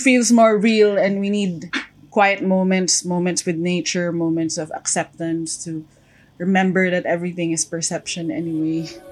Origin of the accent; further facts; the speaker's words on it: Antipolo, Calabarzon, Philippines; I'm from Antipolo, Rizal, in the Philippines.